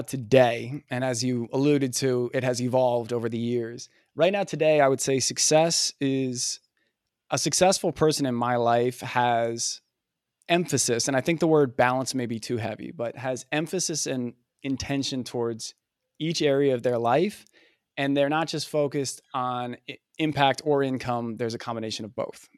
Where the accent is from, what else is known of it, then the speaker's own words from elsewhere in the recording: New Jersey, United States; growing up in Jersey